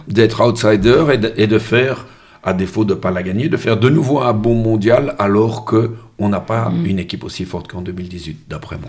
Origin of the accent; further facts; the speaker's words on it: Molenbeek, Brussels-Capital Region, Belgium; l'endroit où je suis né à Molenbeek